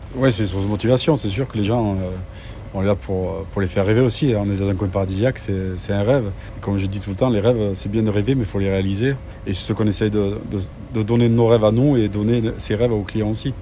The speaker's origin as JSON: {"language": "French", "area": "the South", "region": "southern France", "country": "France", "said": "Je suis du Sud"}